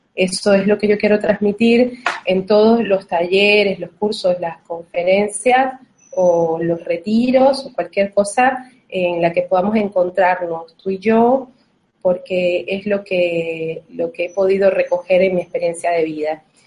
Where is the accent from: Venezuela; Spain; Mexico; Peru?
Venezuela; now in Uruguay; en este momento si estoy en Argentina, pero vivo en Uruguay, pero soy de Venezuela